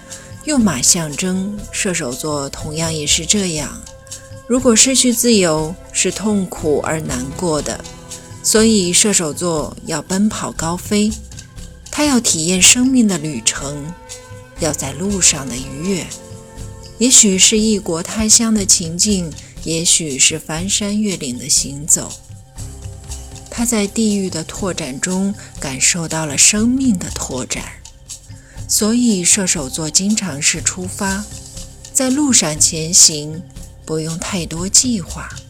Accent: Inner Mongolia, China; 在我的家乡内蒙古，骏马都是驰骋在草原上。

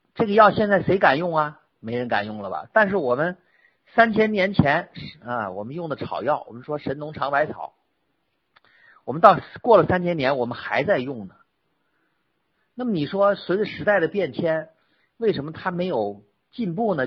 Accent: China; 大家虽然作为一个中国人

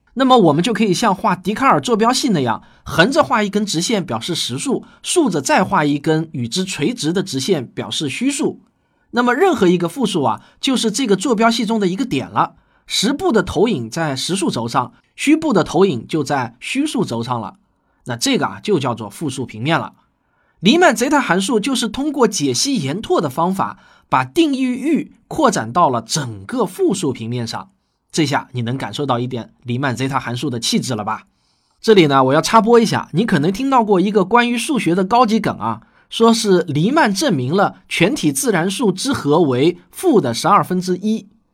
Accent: China; 我们中国人

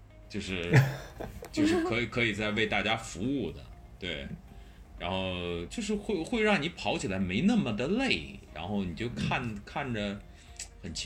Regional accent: Beijing, China; now in Hengdian, China; 北京是老家，北京已经是我的老家了啊。

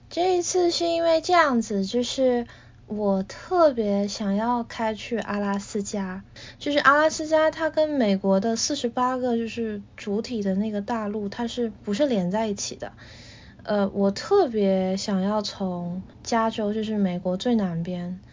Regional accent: China; now in Boston, United States; 我虽然是在中国长大的

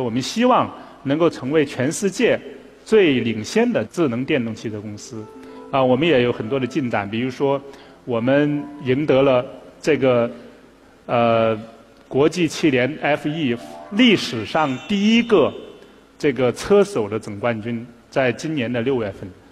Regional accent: Taihu, Anhui, China; moved away as an adult; also born or lived in Beijing; 我是出生在这个大别山区，叫安徽的这个太湖县

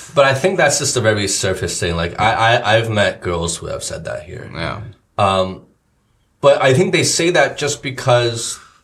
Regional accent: United States; moved away; in the states where we grew up

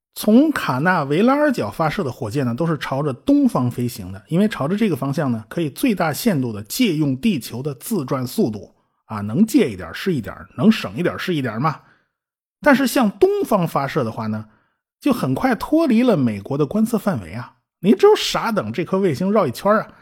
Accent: China; 我们中国人还是很值得自豪的啊

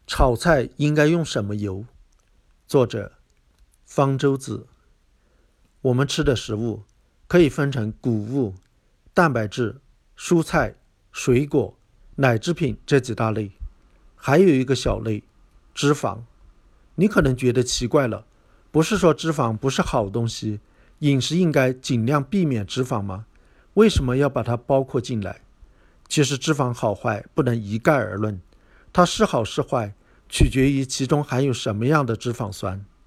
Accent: China; 我们中国人

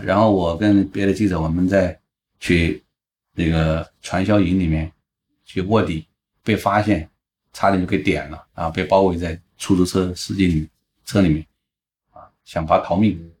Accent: Guizhou, China; moved away; 因为贵州是我的家乡

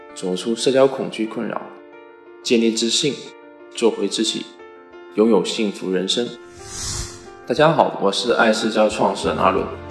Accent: Fujian, China; 有网友说我的普通话不标准，那也是没有办法的啊。谁让我是福建人呢？当然，我也会努力的提高我的普通话的。

